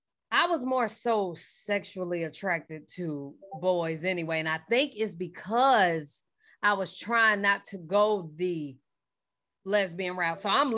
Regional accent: Charlotte, North Carolina, United States; now in Atlanta, United States; I'm from Charlotte.

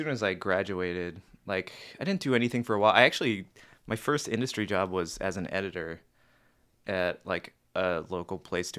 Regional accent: Pittsburgh, Pennsylvania, United States; moved away; So anyway, I'm from Pittsburgh. Originally.

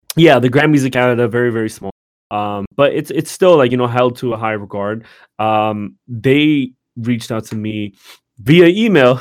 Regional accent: Hayward, California, United States; growing up in Hayward, California

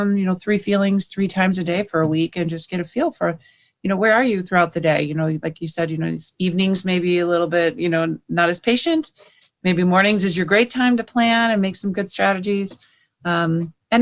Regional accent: Cleveland, Ohio, United States; we're from Cleveland, Ohio

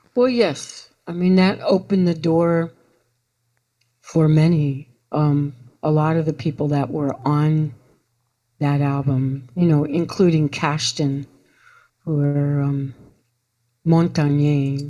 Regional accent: New York City, New York, United States; moved away as an adult; I was raised in New York

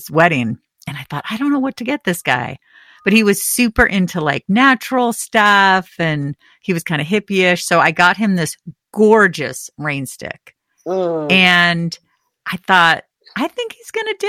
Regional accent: California, United States; moved away as an adult; now in New England, United States; growing up in California and now living somewhere where it's cold like 9 months out of the year

